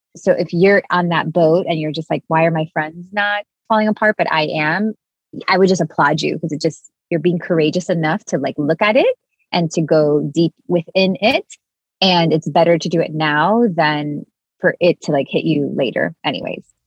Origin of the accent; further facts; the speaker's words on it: Miami, Florida, United States; I grew up in Miami in a Cuban family all my friends were like from Cuban families.